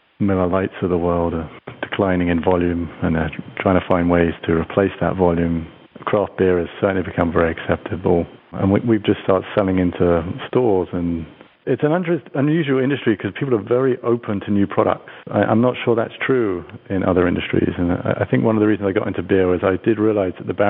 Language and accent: English; United Kingdom; now in United States; my home country of the United Kingdom